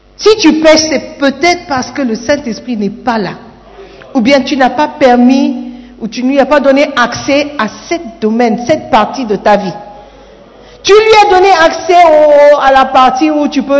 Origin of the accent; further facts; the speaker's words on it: Gabon; now in Ghana; Je suis Gabonais